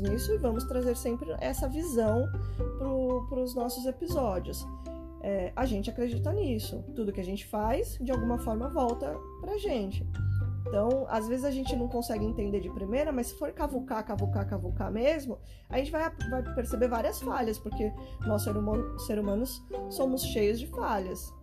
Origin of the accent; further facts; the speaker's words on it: Brazil; a gente é brasileiro